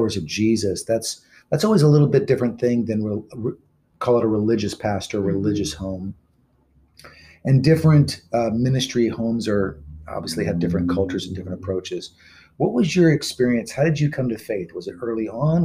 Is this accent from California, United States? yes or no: yes; California, United States; moved away; I'm from California